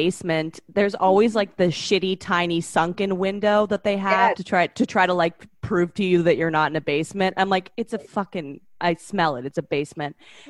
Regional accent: Canada; I'm from Canada. Relax. I'm in the club.

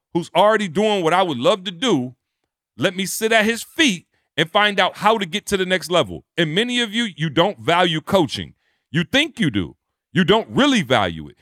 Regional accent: Detroit, Michigan, United States; also born or lived in Lansing, Michigan; I come from Detroit, Michigan, Lansing, Michigan

